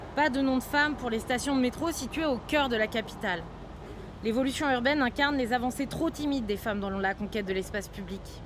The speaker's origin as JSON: {"language": "French", "area": "Seine-Saint-Denis", "region": "Île-de-France", "country": "France", "tie": "born or raised there", "said": "en plus d'y vivre, je suis née en Seine-Saint-Denis"}